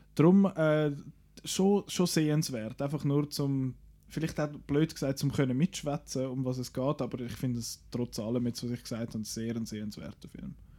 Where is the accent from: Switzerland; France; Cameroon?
Switzerland; bei uns in der Schweiz